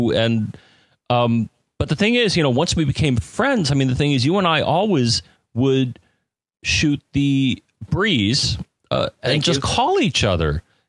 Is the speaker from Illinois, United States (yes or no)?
no; Connecticut, United States; Dave and I grew up in Connecticut in proximity of each other